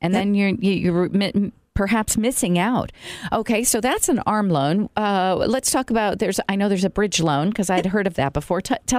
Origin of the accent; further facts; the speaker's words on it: New York, United States; I'm curious because I came from New York and I've never heard of any of this before. So is this an Indiana thing?